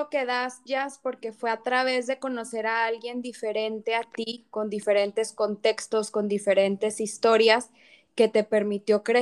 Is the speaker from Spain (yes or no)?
no; Mexico; ella me enseñó cosas de México que ni yo como mexicana sabía.